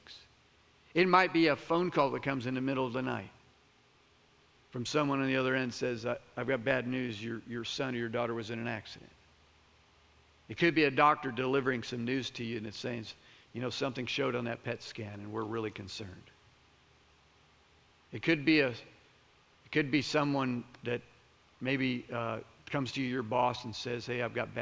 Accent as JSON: {"language": "English", "region": "Florida", "country": "United States", "said": "I'm from Florida."}